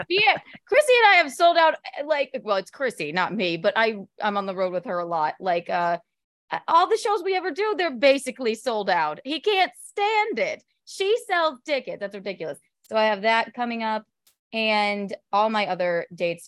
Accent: South Carolina, United States; moved away as an adult; also born or lived in Chicago, Illinois, United States; now in New York City, United States; I grew up in South Carolina

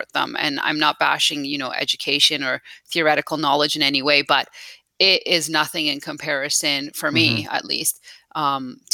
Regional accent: Calgary, Alberta, Canada; also born or lived in Tehran, Iran / Italy; I've been here since I was about 9 years old, grown up most of my life here in Calgary. So Canada is home to me.

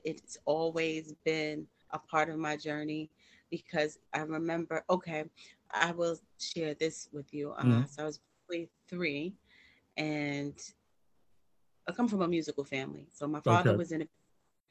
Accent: New York City, New York, United States; I am from New York. I'm from Brooklyn

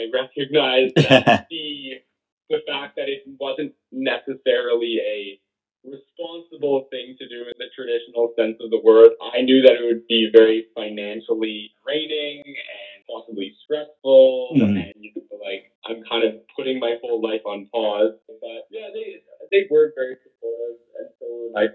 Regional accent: Hamilton, Ontario, Canada; I grew up in Hamilton

